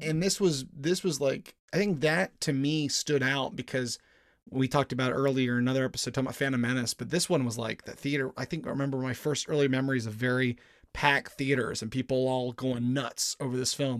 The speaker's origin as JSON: {"language": "English", "region": "Maryland", "country": "United States", "tie": "born or raised there", "moved": "yes", "said": "I was living in, growing up in Maryland at the time, in my home state"}